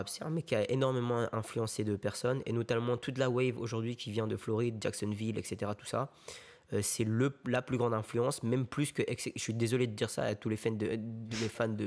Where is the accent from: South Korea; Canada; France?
South Korea; Moi, tu vois, moi, quand je rentre chez moi, en Corée, je fais des bisous à maman, je lui fais des câlins, tu vois.